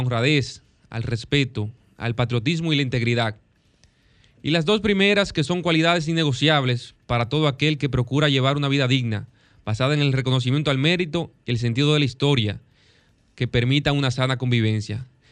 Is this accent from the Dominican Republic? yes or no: yes; Dominican Republic; nuestro gran país, del país que amamos, la República Dominicana